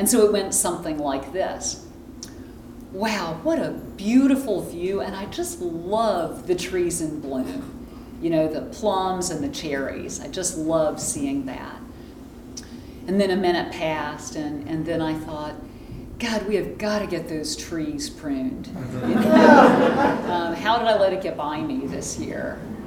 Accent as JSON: {"language": "English", "region": "Texas", "country": "United States", "tie": "born or raised there", "said": "I grew up in Texas"}